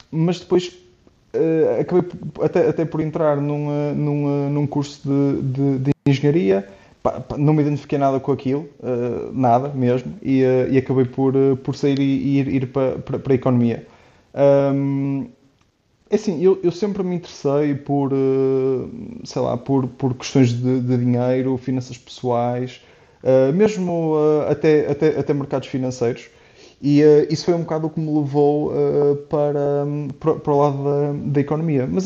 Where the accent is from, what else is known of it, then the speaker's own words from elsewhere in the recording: Porto, Norte, Portugal; moved away as an adult; also born or lived in Czech Republic; now in Switzerland; eu sou, sou do Porto, tenho 29 anos e neste momento estou, estou a morar e a, e a trabalhar na Suíça.